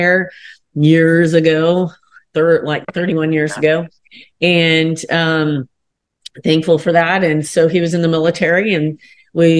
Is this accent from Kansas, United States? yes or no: yes; Kansas, United States; I'm from Kansas in the country. So like I grew up on the ranch